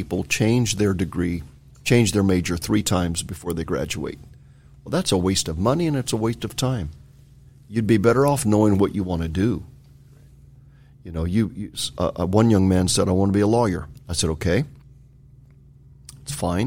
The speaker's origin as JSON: {"language": "English", "region": "California", "country": "United States", "tie": "born or raised there", "said": "I grew up in California"}